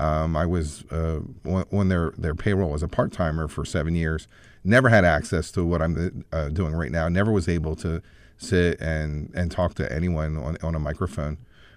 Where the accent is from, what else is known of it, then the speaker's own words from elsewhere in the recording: Gettysburg, Pennsylvania, United States; also born or lived in Philadelphia, Pennsylvania; now in Baltimore, United States; one thing about Baltimore is I'm a transplant, but I was born and raised just about, you know, 20 miles away.